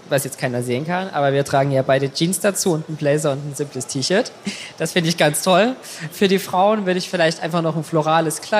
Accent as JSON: {"language": "German", "region": "Saxony", "country": "Germany", "said": "Mein Ausgleich ist meine Heimat. Also ich komme aus Sachsen und habe da noch ganz, ganz viele Freunde und natürlich Familie."}